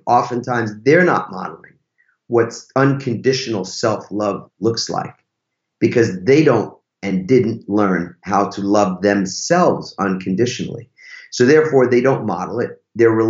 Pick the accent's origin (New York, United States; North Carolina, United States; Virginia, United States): New York, United States; I'm from New York